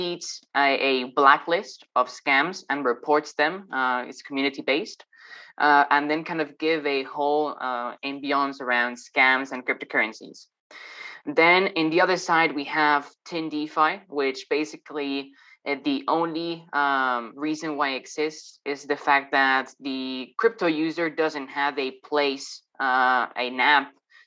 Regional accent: Madrid, Community of Madrid, Spain; moved away; Initially from Madrid

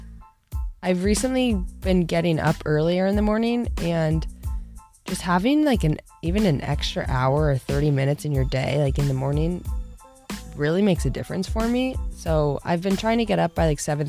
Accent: Tustin, California, United States; my hometown, good old Tustin, California

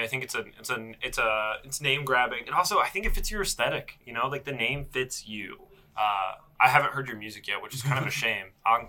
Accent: Columbus, Ohio, United States; now in Cincinnati, United States; because I'm from Columbus, so moving to Cincinnati, specifically the Clifton area, right?

